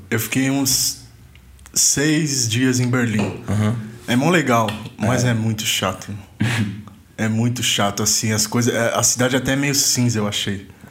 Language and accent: Portuguese; Brazil; eu sou brasileiro